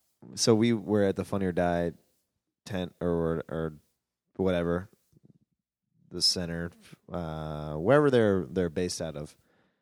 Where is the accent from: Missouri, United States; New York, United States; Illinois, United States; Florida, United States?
Missouri, United States; Kansas City; I just mentioned that I was from Kansas City and that we had good barbecue, and the room got really quiet.